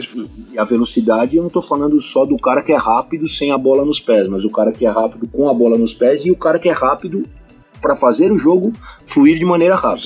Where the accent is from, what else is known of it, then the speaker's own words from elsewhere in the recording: Brazil; a gente como brasileiro